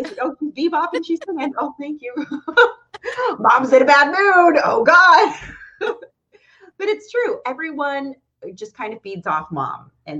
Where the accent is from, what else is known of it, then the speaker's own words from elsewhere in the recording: Pennsylvania, United States; now in North Carolina, United States; And then I'm from Pennsylvania.